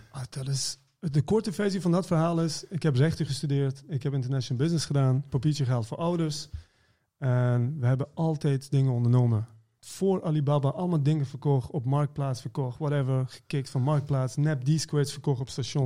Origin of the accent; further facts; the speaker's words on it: Iran; also born or lived in Maastricht; now in Netherlands; ik kom uit Iran